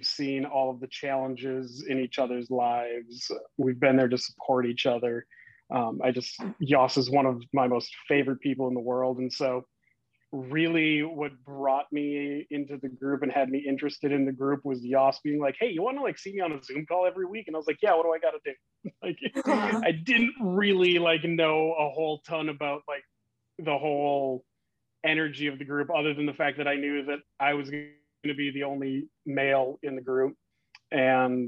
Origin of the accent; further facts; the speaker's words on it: Minnesota, United States; moved away; I'm originally from Minnesota.